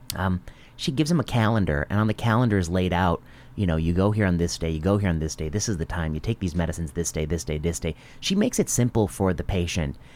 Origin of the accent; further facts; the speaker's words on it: Northwest Indiana, United States; I grew up in Northwest Indiana